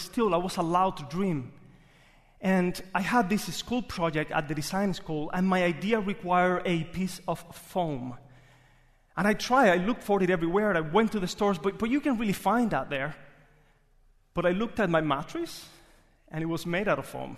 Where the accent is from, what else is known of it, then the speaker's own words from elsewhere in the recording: Cuba; English is a second language; moved away as an adult; now in Jacksonville, United States; I was born in Cuba